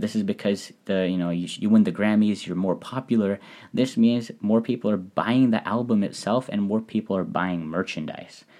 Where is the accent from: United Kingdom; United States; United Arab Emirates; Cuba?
United States; now in Japan; as an American